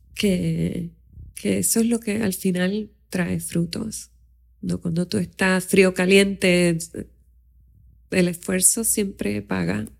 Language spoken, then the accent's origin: Spanish; Aguadilla, Puerto Rico; now in San Juan metropolitan area, Puerto Rico; yo nací en Aguadilla, en un pueblo pequeño